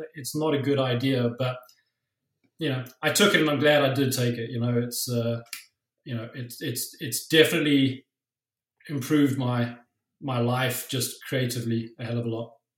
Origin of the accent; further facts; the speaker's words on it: South Africa; now in Toronto, Canada; I grew up in South Africa